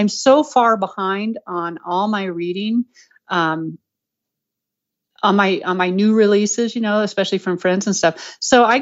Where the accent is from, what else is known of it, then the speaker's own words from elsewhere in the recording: Colorado, United States; I'm from Colorado